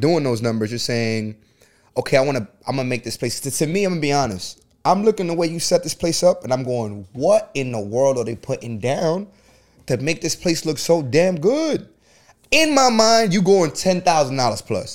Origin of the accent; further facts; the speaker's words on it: New York City, New York, United States; I'm from the Bronx